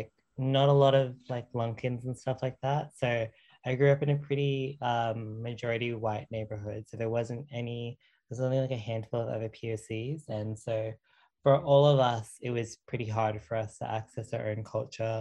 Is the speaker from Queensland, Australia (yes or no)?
yes; Brisbane, Queensland, Australia; I was born and raised right here in the heart of Queensland, as I like to say, Meanjin, otherwise known as Brisbane